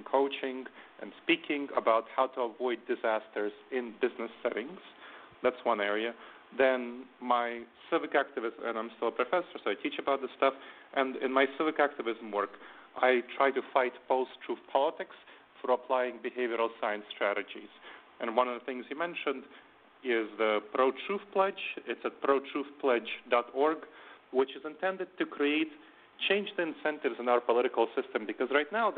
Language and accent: English; New York City, New York, United States; also born or lived in Moldova / Ohio; I came from there when I was 10 with my family, and then I grew up in New York City